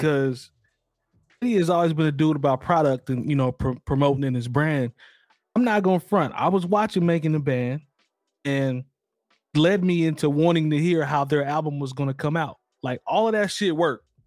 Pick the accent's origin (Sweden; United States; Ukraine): United States; Indiana; growing up in Indiana